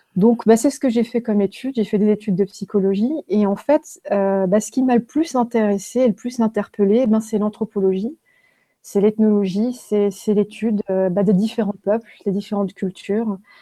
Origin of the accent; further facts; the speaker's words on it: Haguenau, Grand Est, France; je suis née en Alsace, à Haguenau